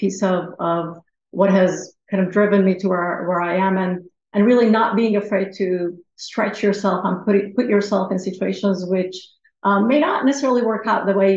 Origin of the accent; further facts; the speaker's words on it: Iran; moved away; I was from Iran.